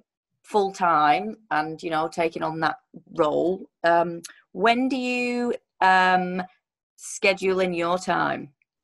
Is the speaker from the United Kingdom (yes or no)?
yes; England, United Kingdom; I'm English